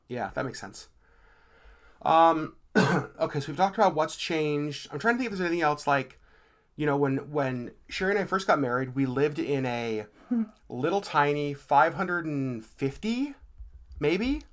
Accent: Anchorage, Alaska, United States; I was raised here in Anchorage

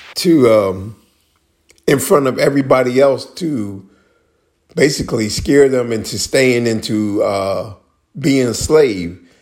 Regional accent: Maryland, United States; my home state of Maryland

